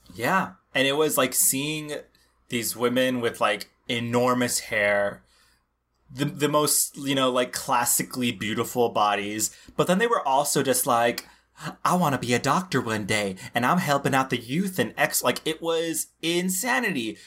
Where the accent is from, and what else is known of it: Laredo, Texas, United States; born or raised there